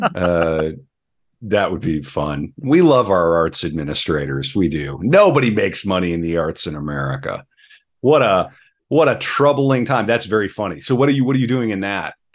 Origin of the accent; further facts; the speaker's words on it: North Dakota, United States; now in Minnesota, United States; I'm from North Dakota, so I'm from the country